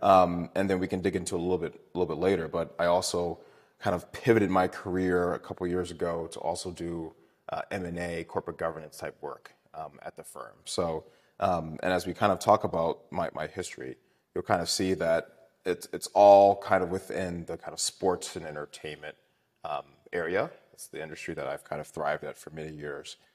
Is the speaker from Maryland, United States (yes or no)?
yes; Baltimore, Maryland, United States; I am from Maryland. Uh, I went to Poly for high school.